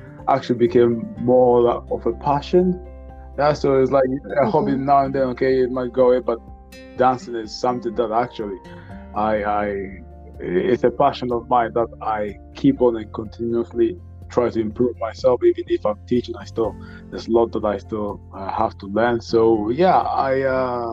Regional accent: Ghana; now in Norway; I'm from Ghana

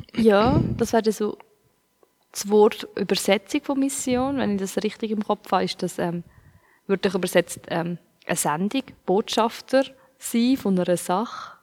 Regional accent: Switzerland; ich als Schweizer

